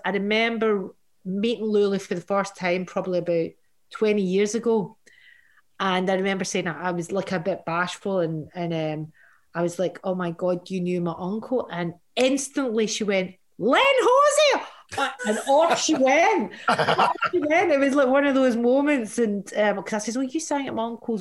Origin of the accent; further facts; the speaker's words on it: Glasgow, Scotland, United Kingdom; my growing up in Glasgow